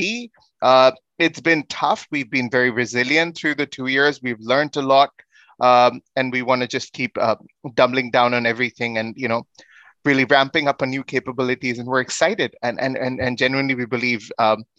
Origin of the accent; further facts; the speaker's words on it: India; I come from India